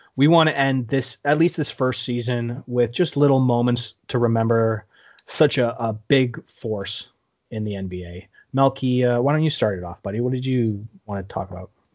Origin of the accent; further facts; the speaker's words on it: Canada; as a Canadian